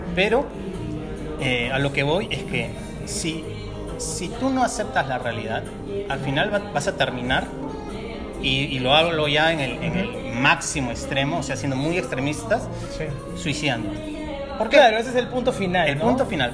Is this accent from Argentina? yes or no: no; Lima, Peru; moved away as an adult; yo soy de Lima, vine a vivir aquí hace cuatro años